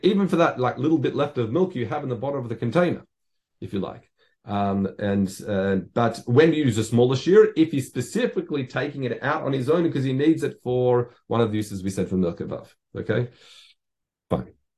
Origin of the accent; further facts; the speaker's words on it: Australia; I grew up in Australia